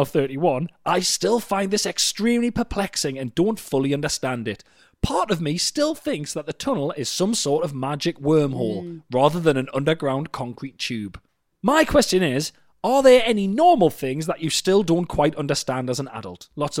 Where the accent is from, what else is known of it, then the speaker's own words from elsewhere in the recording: Newcastle, North East England, United Kingdom; I'm from Newcastle, and when I was a little kid, my mum and dad used to visit family in Sunderland regularly, north to south.